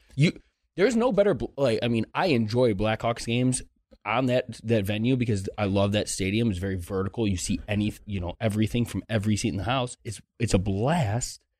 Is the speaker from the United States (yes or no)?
yes; Chicago, Illinois, United States; moved away; I'm from Chicago.